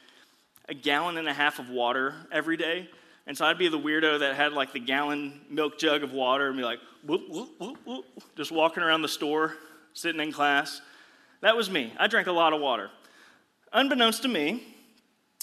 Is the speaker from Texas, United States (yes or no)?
yes; The Woodlands, Texas, United States; I grew up here in the Woodlands area.